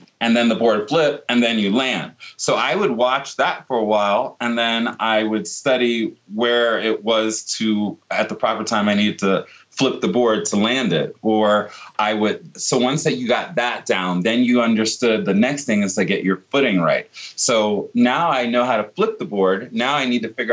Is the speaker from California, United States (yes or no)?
no; Virginia Beach, Virginia, United States; I grew up in Virginia Beach in Norfolk, Virginia area